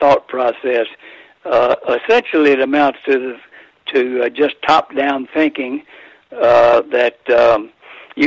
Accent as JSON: {"language": "English", "town": "Athens", "region": "Georgia", "country": "United States", "tie": "born or raised there", "said": "I grew up in Athens, Georgia"}